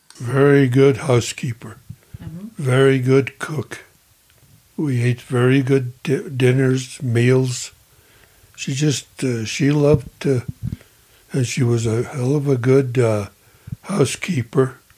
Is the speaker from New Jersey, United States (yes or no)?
no; Leadville, Colorado, United States; I was born here in Leadville in August the 23rd, 1933